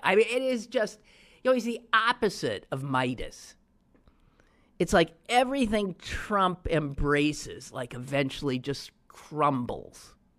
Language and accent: English; Wisconsin, United States; also born or lived in Pittsburgh; my home state of Wisconsin